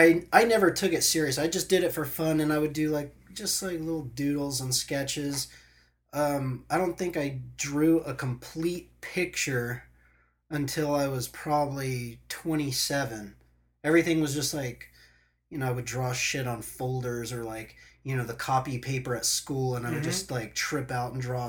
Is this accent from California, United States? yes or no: yes; Huntington Beach, California, United States; I was born back east. I moved to Huntington Beach. Where back east? Virginia Beach, Virginia. Moved to Huntington Beach in 1984.